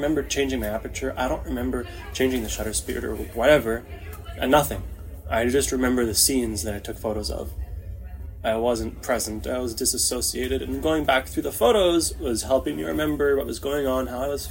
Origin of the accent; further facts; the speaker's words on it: Toronto, Ontario, Canada; moved away as an adult; now in Israel; I grew up in Etobicoke, Queensway and Royal York in the late 90s, early 2000s